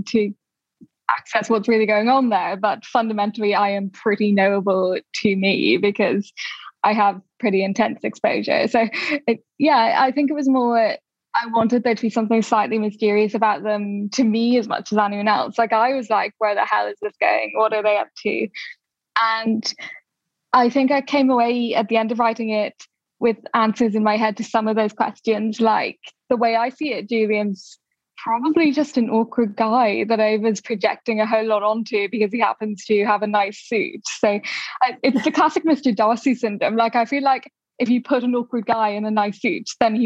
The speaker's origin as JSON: {"language": "English", "town": "Dublin", "region": "Leinster", "country": "Ireland", "tie": "born or raised there", "moved": "yes", "lives_now": "London, United Kingdom", "said": "I grew up in Dublin"}